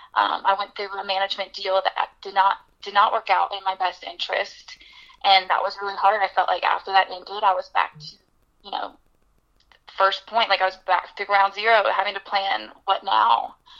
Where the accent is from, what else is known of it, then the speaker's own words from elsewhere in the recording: Birmingham, Alabama, United States; moved away as an adult; now in Nashville, United States; my hometown, Birmingham, Alabama